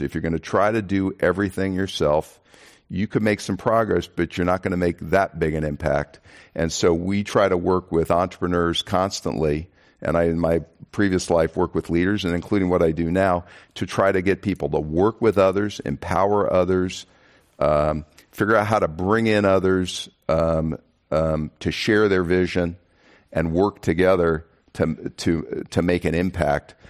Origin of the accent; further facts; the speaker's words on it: Kansas, United States; now in Texas, United States; I come from Kansas